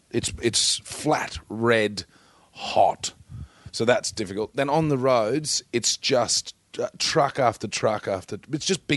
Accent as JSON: {"language": "English", "town": "Bundaberg", "region": "Queensland", "country": "Australia", "tie": "born or raised there", "said": "Bundaberg, Queensland"}